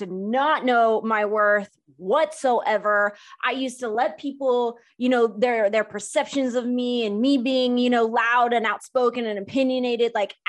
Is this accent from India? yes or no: yes; India; I'm an Indian. Same, first gen.